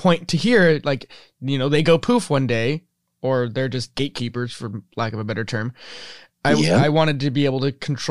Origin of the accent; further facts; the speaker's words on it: Midwest, United States; we grew up in the Midwest and in very similar locations.